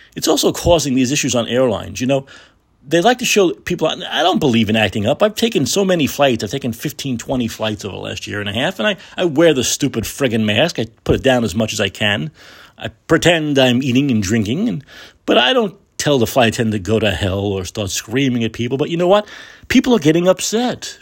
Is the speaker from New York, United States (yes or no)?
yes; New York, United States; now in San Francisco, United States; My hometown is New York, always will be.